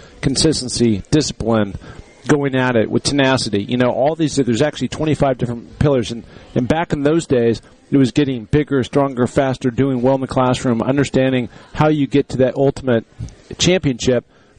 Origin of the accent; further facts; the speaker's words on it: the Northwest, Pacific Northwest, United States; moved away as an adult; now in Sun Valley, Idaho, United States; I grew up in the Northwest and there's mountains up there